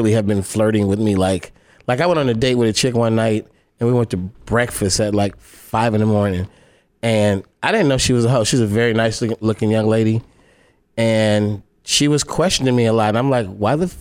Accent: Oakland, California, United States; I'm from Oakland

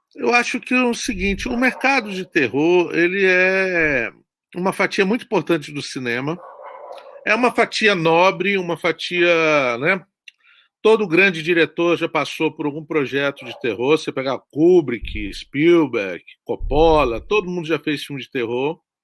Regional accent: Guarapari, Espírito Santo, Brazil; eu sou do Espírito Santo, eu sou de uma cidade chamada Guarapari

